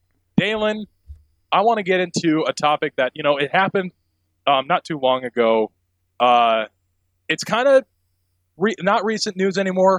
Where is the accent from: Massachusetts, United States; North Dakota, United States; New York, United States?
North Dakota, United States; Bismarck; now in Missoula, United States; I was born in Bismarck, North Dakota.